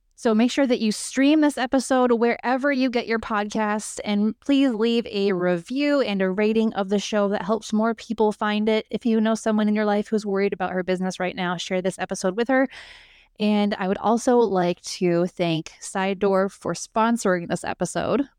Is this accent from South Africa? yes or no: no; United States; we as American entrepreneurs